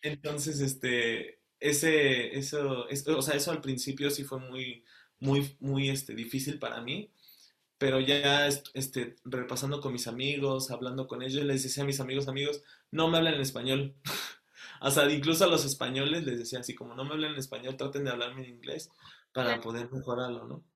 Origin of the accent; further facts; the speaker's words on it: Querétaro, Mexico; moved away as an adult; also born or lived in Celaya, Guanajuato; now in Antwerp, Belgium; nací en Celaya, Guanajuato, pero toda mi vida, desde, desde que tengo este, dos meses de vida, estoy en Querétaro, entonces ya me considero como queretano.